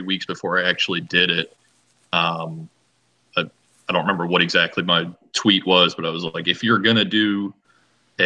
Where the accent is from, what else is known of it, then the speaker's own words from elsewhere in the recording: Pennsylvania, United States; I grew up in Pennsylvania